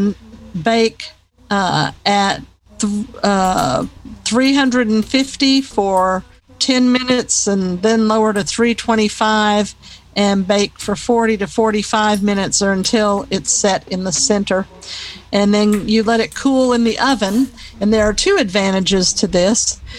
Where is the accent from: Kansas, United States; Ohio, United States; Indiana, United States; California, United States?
California, United States; born there; Well, I was born in California, but that's just because my dad was stationed there.